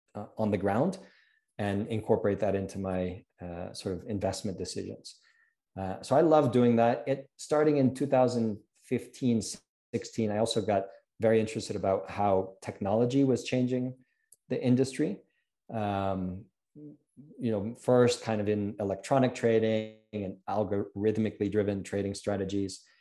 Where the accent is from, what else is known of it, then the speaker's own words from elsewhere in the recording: Ohio, United States; moved away as an adult; also born or lived in New York / New England; now in Mexico City, Mexico; I'm American, uh, born in New York, raised in Ohio